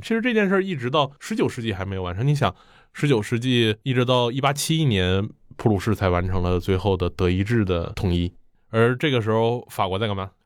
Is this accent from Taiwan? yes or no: no; China; 我们中国人